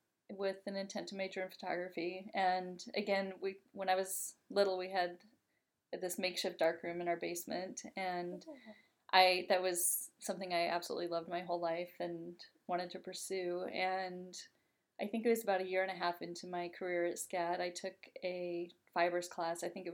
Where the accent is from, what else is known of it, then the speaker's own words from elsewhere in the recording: Denver, Colorado, United States; I was born in Denver, Colorado, and grew up in a house with a lot of art influence.